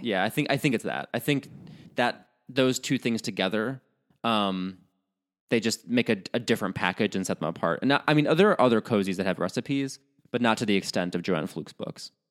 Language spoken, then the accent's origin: English; Chicago, Illinois, United States; as a Midwesterner, at least from the Chicago area